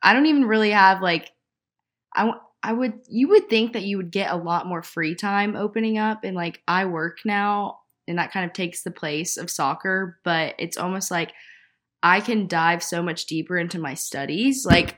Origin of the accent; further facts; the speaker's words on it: the South, United States; I agree. We're both from the South.